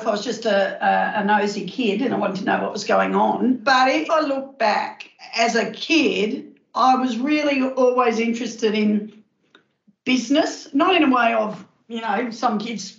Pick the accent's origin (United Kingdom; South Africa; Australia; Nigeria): Australia; Melbourne, Victoria; I lived in Victoria at the time, and we moved from Nunawading to Glen Waverley.